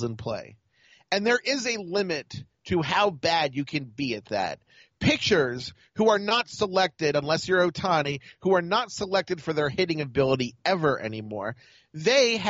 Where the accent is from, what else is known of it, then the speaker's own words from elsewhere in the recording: Baltimore, Maryland, United States; I'm from Baltimore